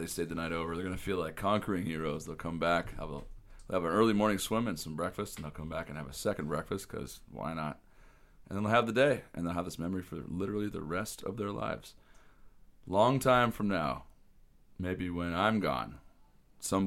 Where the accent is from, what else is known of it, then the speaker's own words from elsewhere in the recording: Washington, United States; moved away; back where I grew up in Washington State